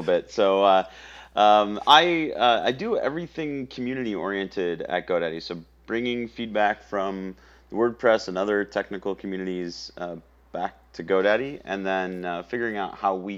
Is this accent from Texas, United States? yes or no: no; Council Bluffs, Iowa, United States; moved away as an adult; now in Austin, United States; born and raised in Council Bluffs, Iowa